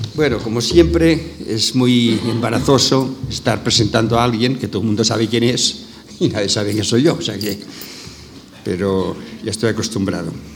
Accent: Maresme, Catalonia, Spain; somos los dos del Maresma, o sea, de una zona del litoral catalán

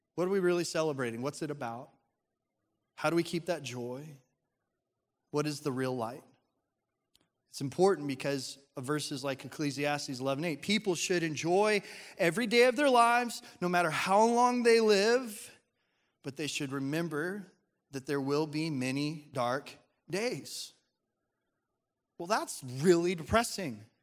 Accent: Colorado, United States; when I was growing up in Colorado

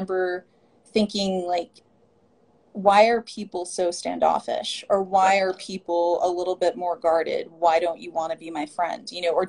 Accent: Isleta Pueblo, New Mexico, United States; also born or lived in Ohkay Owingeh; I am from Isleta Pueblo and also Okeowingue. I grew up in New Mexico on one of the reservations in New Mexico. You know, Isleta is about 20 minutes south of Albuquerque.

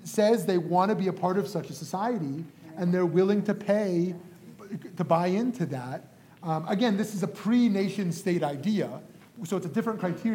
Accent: Canada; being Canadian born

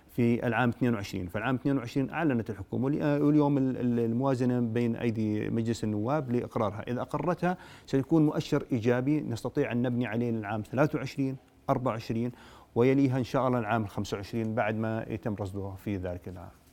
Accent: Jordan; عندنا في الاردن

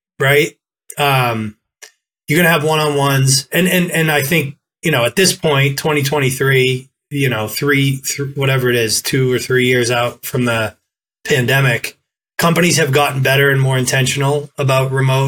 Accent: Boston, Massachusetts, United States; I'm from Boston

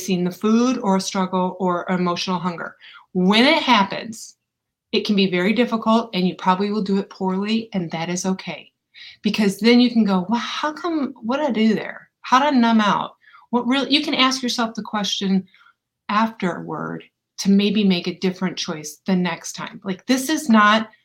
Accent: Ann Arbor, Michigan, United States; also born or lived in Saline, Michigan; now in Atlanta, United States; I happen to have been born and raised in Ann Arbor, Michigan, Saline, Michigan.

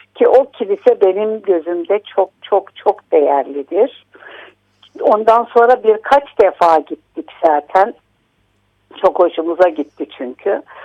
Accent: Malatya, Turkey; now in Istanbul, Turkey; yaşamamın büyük bir bölümünü İstanbul'da yaşamama rağmen nerelisiniz dedikleri vakit gururla Malatyalıyım diyorum

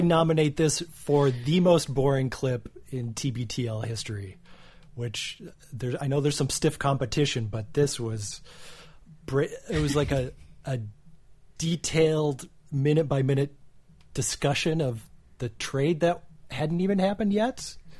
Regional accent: Minnesota, United States; I used to do a lot of fishing as a kid, growing up in Minnesota, the land of ten thousand lakes

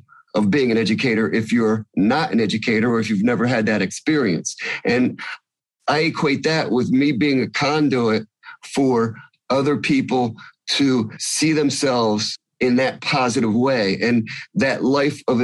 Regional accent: New Jersey, United States; I'm from New Jersey

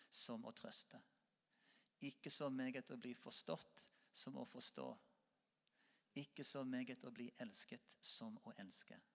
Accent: Norway; Selv om vi ikke er katolikker, selv om vi er nordmenn og lutheraner.

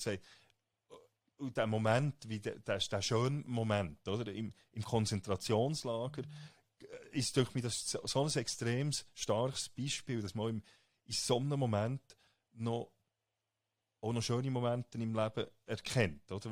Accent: Switzerland; also born or lived in United States

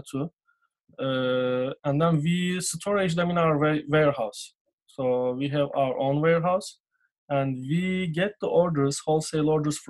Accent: Turkey; English is a second language; moved away as an adult; now in United States; I am from Turkey.

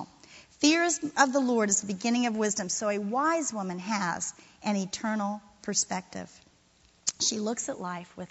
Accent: Florida, United States; moved away; I'm from Florida. I got here a little late. I'm a transplant.

